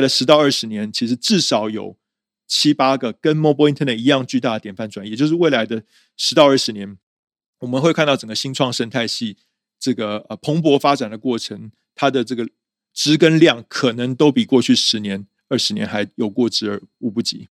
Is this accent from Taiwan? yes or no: yes; Taiwan; also born or lived in United States; 我是台湾人